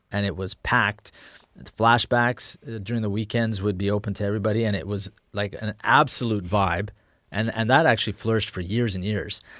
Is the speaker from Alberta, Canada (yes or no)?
yes; Edmonton, Alberta, Canada; I grew up on Lakewood Road